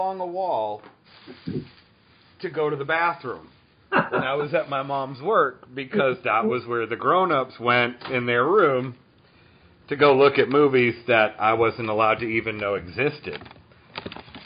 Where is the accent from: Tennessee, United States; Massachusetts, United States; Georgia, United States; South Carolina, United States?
Massachusetts, United States; now in Atlanta, United States; I grew up in Massachusetts